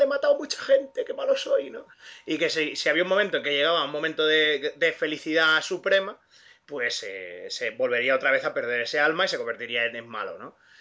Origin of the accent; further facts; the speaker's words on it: Catalonia, Spain; técnicamente yo soy el único catalán